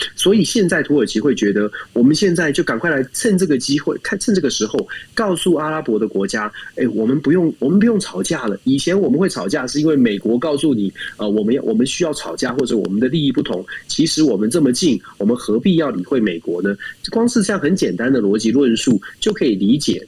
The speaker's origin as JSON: {"language": "Chinese", "country": "Taiwan", "tie": "born or raised there", "said": "在台湾我们民主社会长大的"}